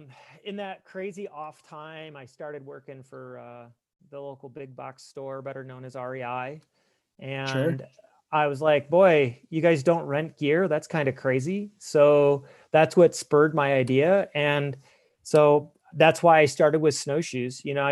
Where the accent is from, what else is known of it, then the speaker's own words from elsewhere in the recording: Ohio, United States; From Ohio, from the okay. greater Midwest. I had lived on Lake Erie for 11 years prior to moving.